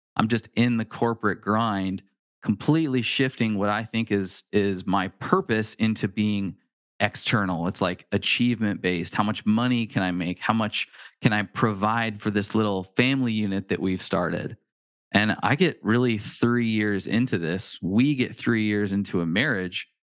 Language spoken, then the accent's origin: English; Pacific Northwest, United States; We're from the Pacific Northwest